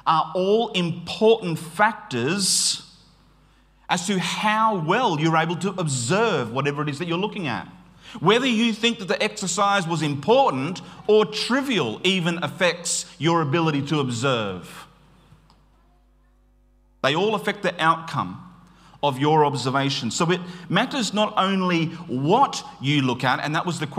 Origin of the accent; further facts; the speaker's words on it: Queensland, Australia; I grew up in Queensland